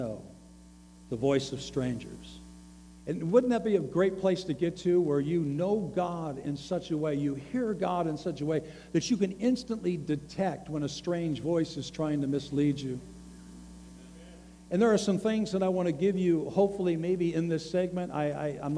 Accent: the South, United States; I come from the South. I live in the South

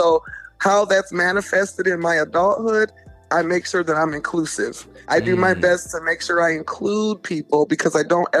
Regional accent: Delaware, United States; born there; also born or lived in Texas / Germany / Virginia; I was born on the East Coast in Delaware, lived there for about 2 years of my life, then moved to Texas for a year, then moved to Germany for 3 years, then back to Texas, then Virginia

